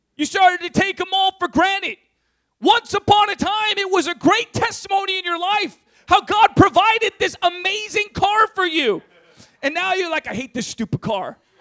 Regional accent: San Diego, California, United States; moved away as an adult; also born or lived in Berkeley; I was from San Diego. I was used to my suburban life and having, you know, my own room and privacy

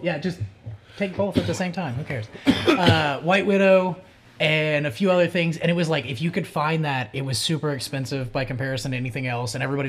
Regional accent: Oklahoma, United States; I'm from Oklahoma.

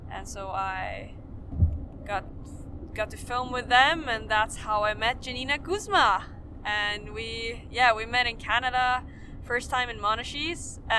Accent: Sweden; I'm from Sweden.

